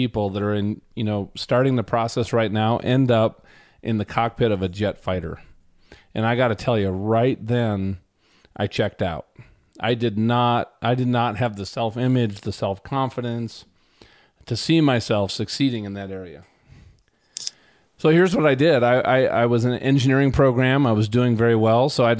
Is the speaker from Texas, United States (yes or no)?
no; Minnesota, United States; I grew up in Minnesota next to the biggest ski hill in the state, which had about a 400 vertical drop, 400 foot. So moving out here to Colorado, it was a very pleasant change for us.